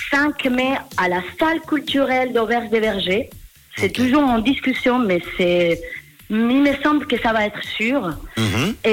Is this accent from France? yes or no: no; Spain; French is a second language; now in Geneva, Switzerland; Je suis espagnole. Ça fait cinq ans que j'habite à Genève.